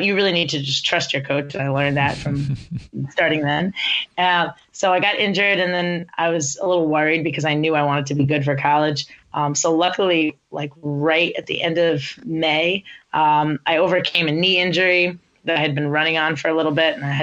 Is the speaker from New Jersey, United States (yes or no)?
yes; New Jersey, United States; the area where I grew up in New Jersey